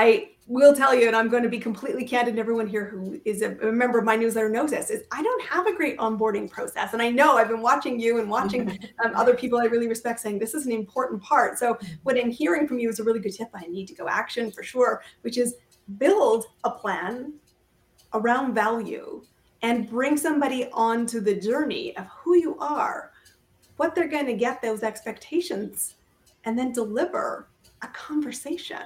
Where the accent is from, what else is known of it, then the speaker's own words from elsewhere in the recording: Canada; I am a Canadian